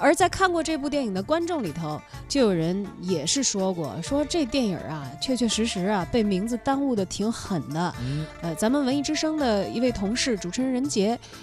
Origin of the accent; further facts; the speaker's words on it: China; 我们中国人